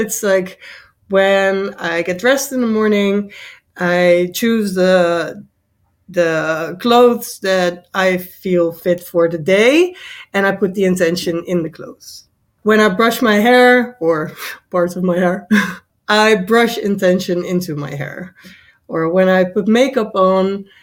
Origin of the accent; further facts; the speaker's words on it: Netherlands; I am from the Netherlands.